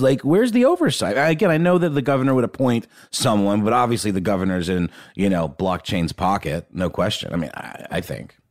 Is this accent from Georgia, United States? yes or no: yes; Augusta, Georgia, United States; the Augusta National in Augusta, Georgia, for example, which is where I grew up